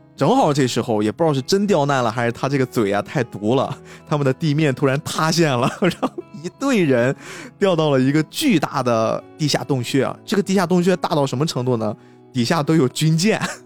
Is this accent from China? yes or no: yes; Qingdao, Shandong, China; 我们青岛这边儿很奇怪，我们是先每一个区，就是青岛当时是有四个区嘛，青岛是一个小城市啦